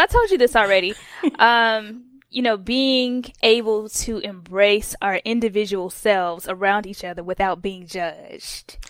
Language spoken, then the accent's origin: English; Atlanta, Georgia, United States; I'm from Atlanta, Georgia